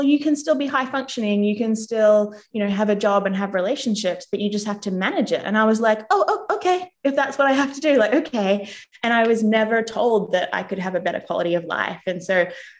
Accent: Australia; moved away as an adult; also born or lived in England / United States; now in New Zealand; I grew up in Australia

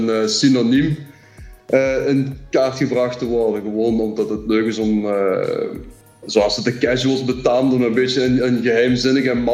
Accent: Limburg, Flanders, Belgium; als Limburgers eh, had je twee keuzes, of je ging naar Genk, of naar Lommel, of naar Sint-Truiden.

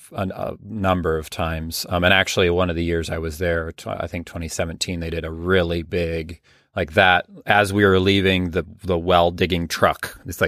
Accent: Midwest, United States; Certainly where I grew up in the Midwest, I still live in the Midwest.

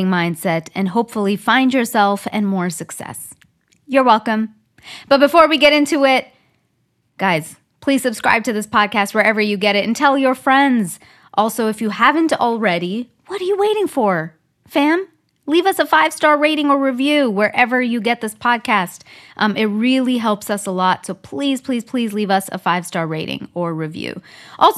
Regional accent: Canada; now in Southern California, United States; I'm from Canada

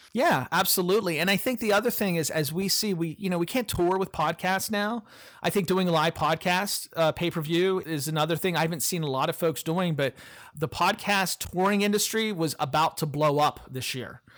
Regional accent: Appalachia, United States; I'm from Appalachia.

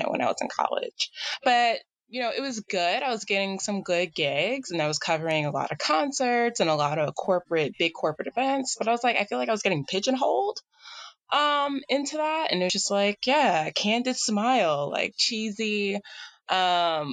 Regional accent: New York City, New York, United States; moved away; also born or lived in Boston; I was born and raised in Staten Island, New York

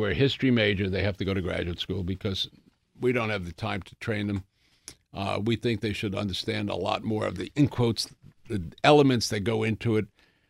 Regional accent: Bronx, New York, United States; I grew up in the Bronx

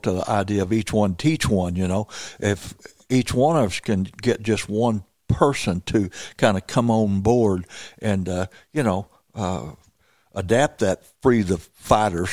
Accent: Missouri Bootheel, United States; I grew up down in Missouri, Boot Hill

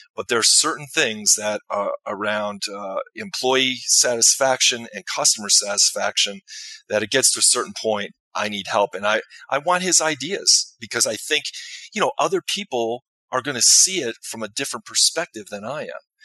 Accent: Chicago, Illinois, United States; I grew up in the Chicagoland area

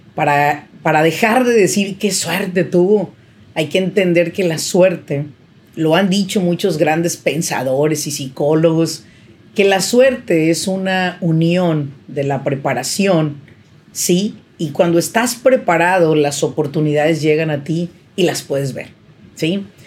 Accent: Mexico; now in Irvine, United States; yo soy mexicana

